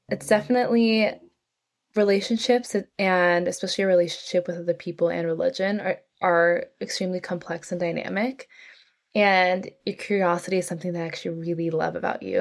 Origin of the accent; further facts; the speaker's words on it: North San Francisco Bay Area, California, United States; moved away as an adult; now in New York City, United States; I grew up in California, in North San Francisco Bay Area